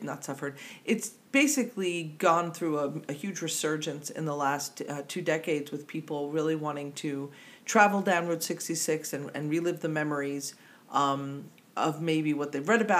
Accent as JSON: {"language": "English", "region": "New Jersey", "country": "United States", "accent": "Jersey", "said": "my Jersey accent"}